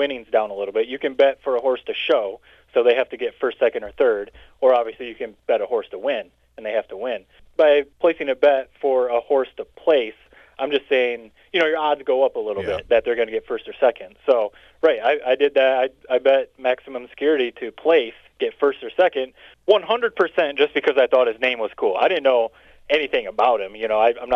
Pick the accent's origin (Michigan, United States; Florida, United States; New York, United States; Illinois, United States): Michigan, United States; moved away; in Michigan and my home state